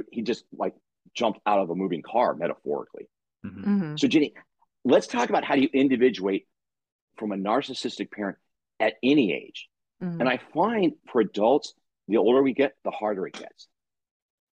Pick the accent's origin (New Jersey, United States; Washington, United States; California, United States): California, United States; La Crescenta; we grew up in La Crescenta, which is out in, you know, San Fernando Valley